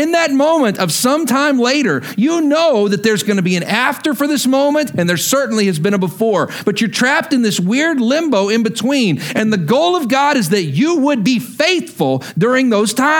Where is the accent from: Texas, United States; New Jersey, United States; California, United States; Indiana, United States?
Texas, United States; Lubbock; moved away as an adult; also born or lived in Stillwater, Oklahoma / Wichita Falls, Texas; Lubbock was my hometown. It's where I grew up